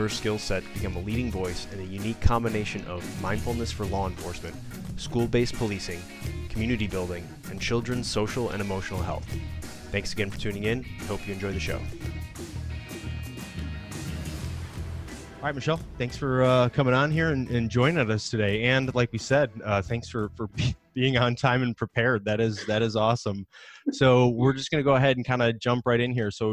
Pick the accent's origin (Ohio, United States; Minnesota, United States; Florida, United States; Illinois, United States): Illinois, United States; Chicago; I grew up in Chicago